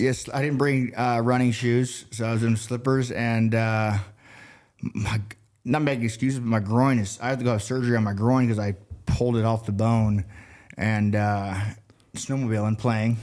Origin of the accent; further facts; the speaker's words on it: Colorado Springs, Colorado, United States; also born or lived in Oregon / Denver, Colorado; I grew up in Colorado Springs. Through middle school, we moved out here to Oregon